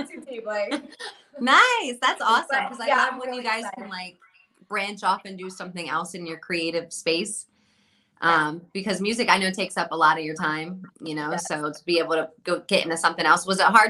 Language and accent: English; New Jersey, United States; now in Las Vegas, United States; I'm from Jersey, so I'm like straight Jersey.